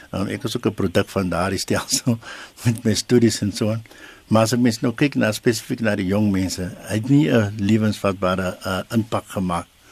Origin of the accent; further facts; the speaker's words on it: South Africa; in Suid-Afrika het ons die gewoonte